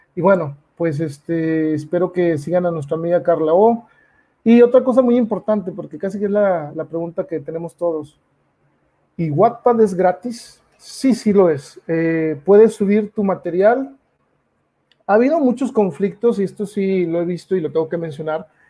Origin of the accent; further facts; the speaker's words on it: Mexico; uno como mexicano